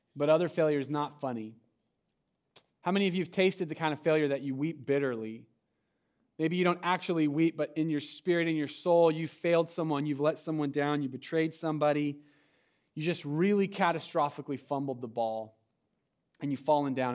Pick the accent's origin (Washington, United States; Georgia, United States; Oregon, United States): Oregon, United States; Medford; moved away; I'm from Southern Oregon and Medford area